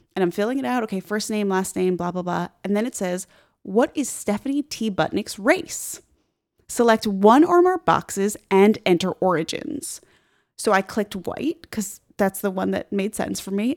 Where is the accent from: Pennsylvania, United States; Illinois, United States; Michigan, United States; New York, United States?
New York, United States; Long Island; I'm from Long Island